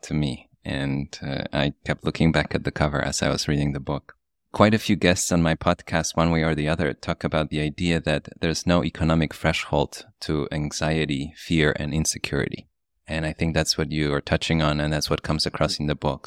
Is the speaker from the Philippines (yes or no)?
no; Poland; moved away; also born or lived in New York; my story growing up in Poland, coming to New York